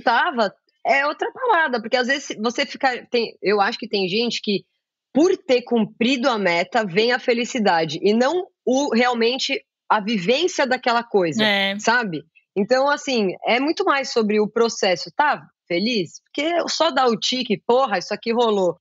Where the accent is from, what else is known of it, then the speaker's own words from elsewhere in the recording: Brazil; como brasileira